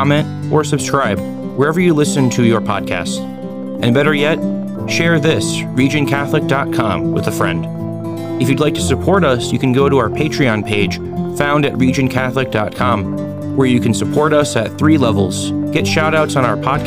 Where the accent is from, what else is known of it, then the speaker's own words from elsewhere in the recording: Michigan City, Indiana, United States; my hometown